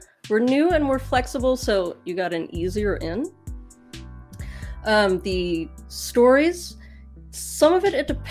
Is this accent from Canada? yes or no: no; England, United Kingdom; now in United States; I'm from England, but now I'm in the States